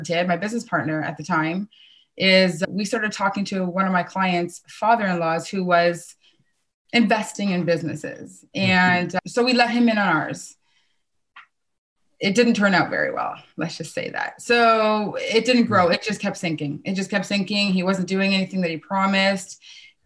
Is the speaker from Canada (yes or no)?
yes; Kitchener, Ontario, Canada; I grew up right in my hometown in Kitchener.